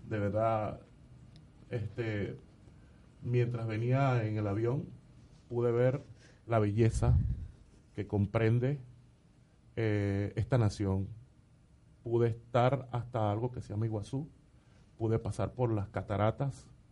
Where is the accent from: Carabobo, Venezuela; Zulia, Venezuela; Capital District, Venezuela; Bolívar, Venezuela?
Bolívar, Venezuela; El Callao; now in Argentina; hago música de mi pueblo, del Callao